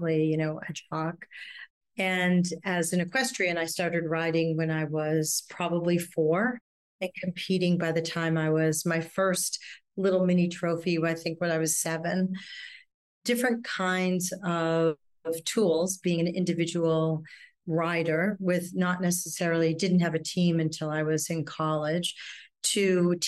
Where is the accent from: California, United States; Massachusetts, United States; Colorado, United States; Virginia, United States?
Massachusetts, United States; a suburb outside of Boston; now in New York City, United States; I'm originally from Boston, outside of Boston, a suburb outside of Boston